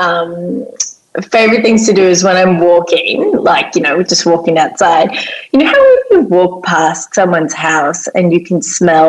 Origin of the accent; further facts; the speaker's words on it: South Africa; moved away; being South African, we call it a braai